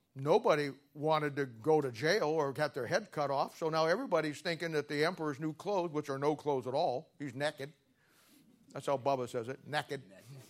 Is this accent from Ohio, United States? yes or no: yes; Canton, Ohio, United States; I grew up in 1970 in Canton, Ohio, and was at the Canton Baptist Temple